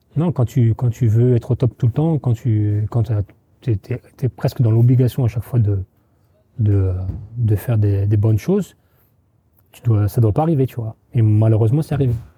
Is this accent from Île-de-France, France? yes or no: yes; Trappes, Île-de-France, France; moved away